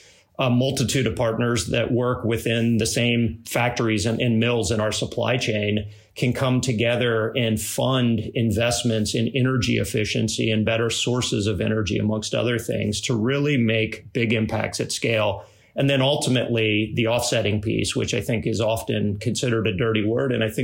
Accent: Cocoa Beach, Florida, United States; moved away as an adult; also born or lived in Salt Lake City, Utah; I grew up in Cocoa Beach, Florida

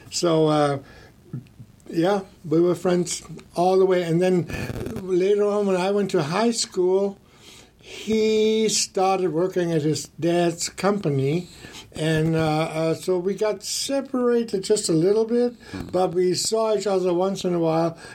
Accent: Germany; English is a second language; moved away as an adult; now in United States; I was pretty green when I came over from Germany. I I came over the first time in '79, invited by Don Dokken

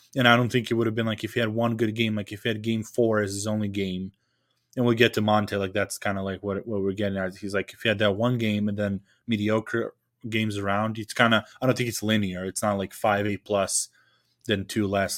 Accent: Serbia; English is a second language; now in Lincoln, United States

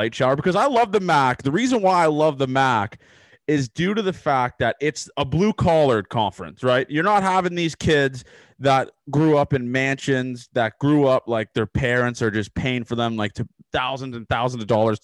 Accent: Toronto, Ontario, Canada; I'm from Toronto

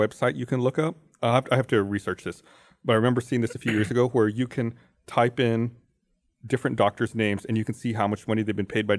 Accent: United States; I'm an American too

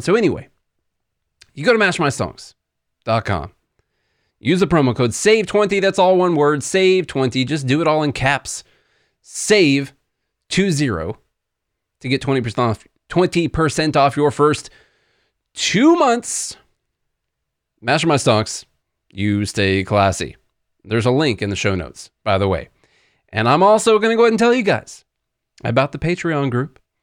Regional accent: Southern Illinois, United States; now in Nashville, United States; couple of yahoos from Southern Illinois down here

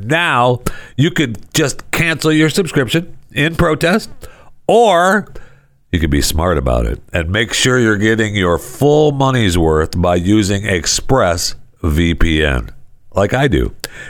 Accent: Saginaw, Michigan, United States; I remember growing up in Michigan, I grew up right here. I'm holding up my hand. I grew up right here, right there in Saginaw. You know, up there by the bay and the thumb.

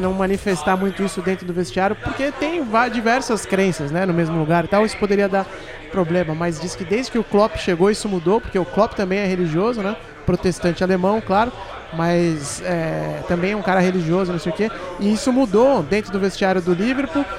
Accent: Santos, São Paulo, Brazil; eu sou de Santos

